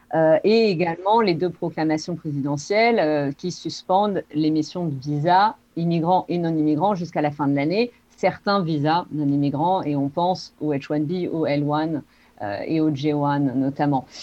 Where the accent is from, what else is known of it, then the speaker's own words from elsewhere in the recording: Podensac, Nouvelle-Aquitaine, France; moved away as an adult; also born or lived in Los Angeles, United States / Spain; now in Santa Barbara, United States; je viens d'un petit village qui s'appelle Podensac, dans le sud-ouest de la France